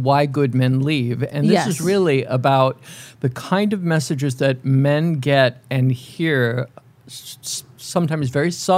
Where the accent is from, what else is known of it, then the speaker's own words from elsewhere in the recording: New York, United States; I grew up in New York. I lived in New York